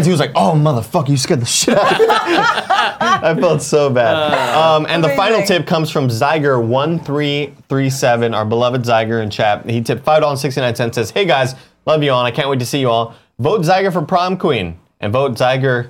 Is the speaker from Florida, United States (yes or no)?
no; Texas, United States; now in California, United States; I'm from Texas